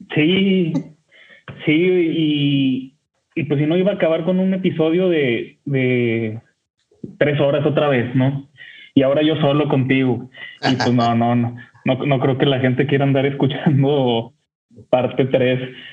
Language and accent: Spanish; Torreón, Coahuila, Mexico; now in Monterrey, Mexico; yo vivo en Monterrey, México, pero soy originario de Torreón